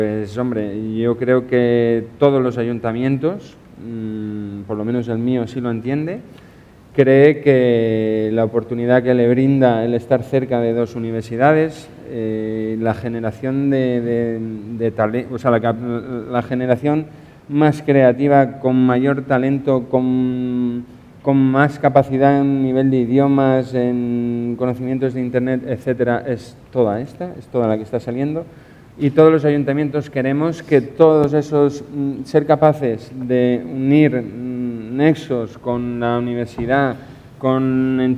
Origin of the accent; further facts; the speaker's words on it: Novelda, Valencian Community, Spain; por lo menos de donde yo vengo, en Novelda hay una cantidad de gente que sabe hacer de todo y con gracia y con arte